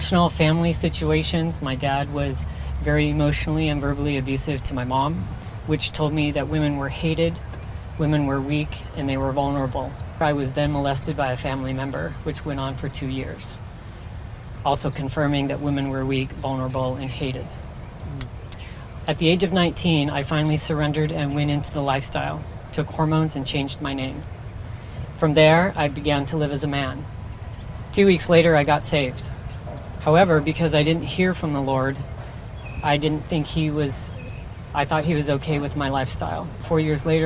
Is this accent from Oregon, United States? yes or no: yes; Portland, Oregon, United States; I'm from Portland, Oregon